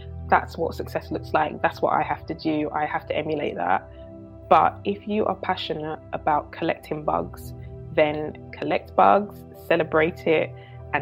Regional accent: London, United Kingdom; also born or lived in Enfield / New York; I grew up in North London, was born and raised in Edmonton, then moved to Enfield a bit later

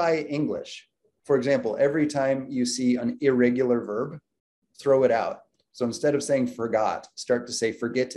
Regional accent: United States; I was born in the United States

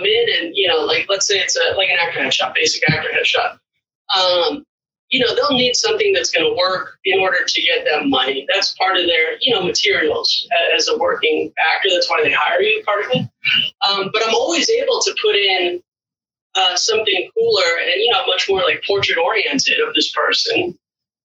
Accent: Los Angeles, California, United States; I'm actually from Los Angeles myself too

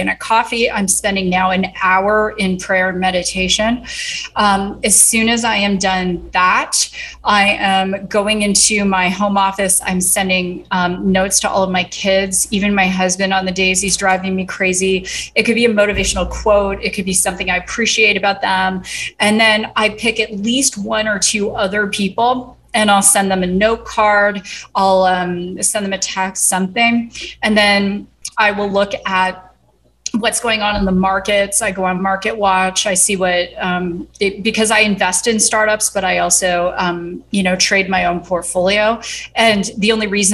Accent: southeastern Ontario, Canada; moved away as an adult; also born or lived in Toronto / Kingston, Ontario; now in United States; I grew up in southeastern Ontario

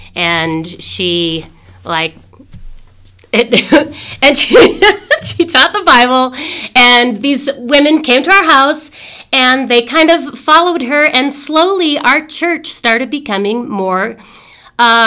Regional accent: Massachusetts, United States; moved away as an adult; now in Denver, United States; I'm originally from Massachusetts. I moved to Denver with my husband in 2002

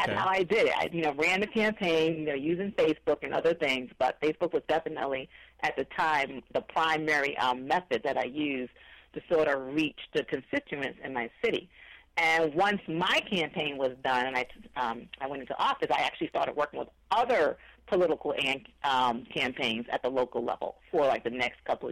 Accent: Missouri, United States; I'm from Missouri

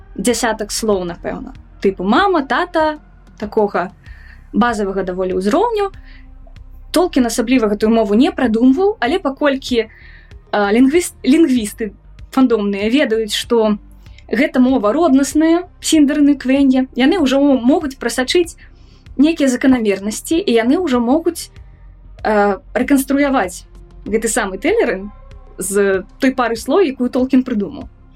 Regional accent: Minsk, Belarus; я мінчанка у другім цэлым пакаленні

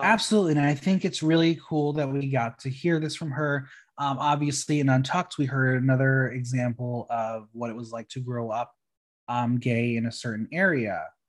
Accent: New Jersey, United States; moved away; home in New Jersey

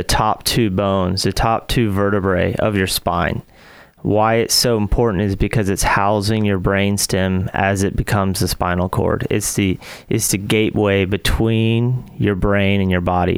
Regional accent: Huntsville, Alabama, United States; moved away as an adult; also born or lived in Seattle; I'm from Huntsville, Alabama. Grew up here, went to Grissom High School

